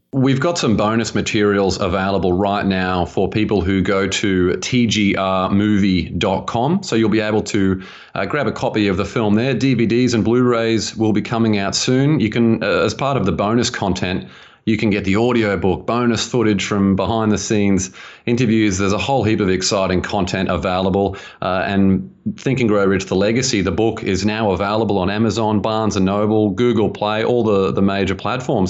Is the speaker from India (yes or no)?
no; Australia; moved away as an adult; now in United States; I grew up in Australia and spent a decade in financial planning out there and moved to America about five years ago